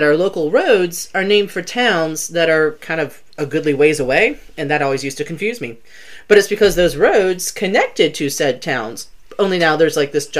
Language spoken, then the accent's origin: English; Columbia, South Carolina, United States; I grew up in Columbia, and my parents had a little speedboat